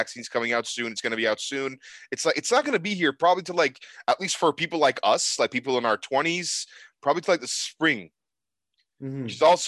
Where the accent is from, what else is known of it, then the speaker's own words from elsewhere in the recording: Istanbul, Turkey; now in Calgary, Canada; my hometown of Istanbul, Turkey, where I was born